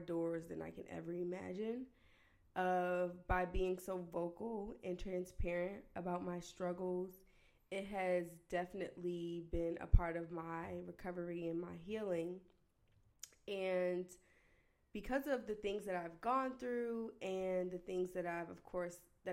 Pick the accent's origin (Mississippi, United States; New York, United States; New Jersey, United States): New Jersey, United States; I'm the oldest of 7 children. I'm from New Jersey